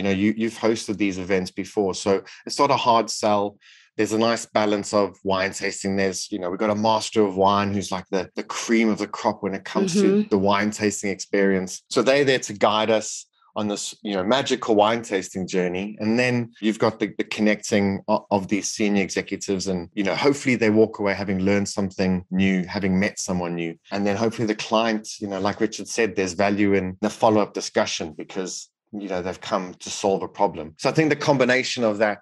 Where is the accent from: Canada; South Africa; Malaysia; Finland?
South Africa; now in United Kingdom; I grew up in South Africa